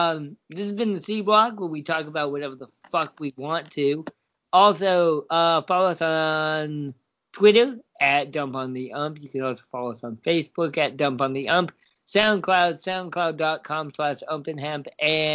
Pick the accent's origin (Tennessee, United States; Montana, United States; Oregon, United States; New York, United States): Oregon, United States; Hey, I am technically from Oregon.